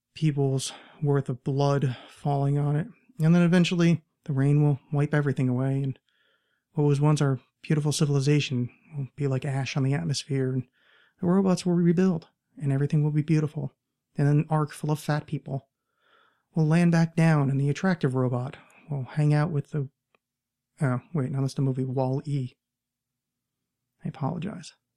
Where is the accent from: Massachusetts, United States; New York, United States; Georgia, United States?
New York, United States; outside of; now in Portland, United States; I grew up right outside of New York